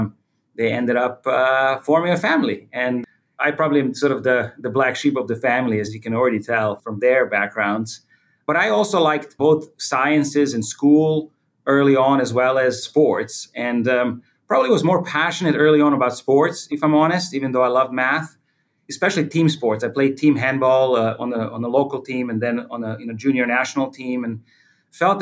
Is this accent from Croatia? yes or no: yes; Croatia; I was born in Croatia. And at that time, it was called Yugoslavia.